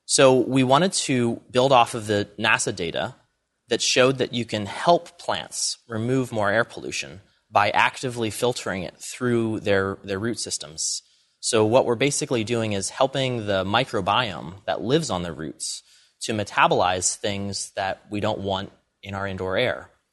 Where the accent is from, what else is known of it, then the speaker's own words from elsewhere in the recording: Allentown, Pennsylvania, United States; I grew up in Allentown, Pennsylvania, sort of a small city